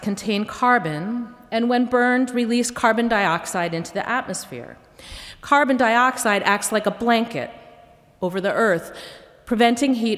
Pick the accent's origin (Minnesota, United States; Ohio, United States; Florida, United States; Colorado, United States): Minnesota, United States; growing up in Minnesota